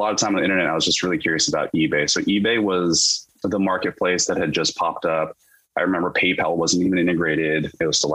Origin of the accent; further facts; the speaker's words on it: Davis, California, United States; moved away as an adult; also born or lived in Irvine, California; now in Seattle, United States; I grew up, as you mentioned in the intro, in a city called Davis, California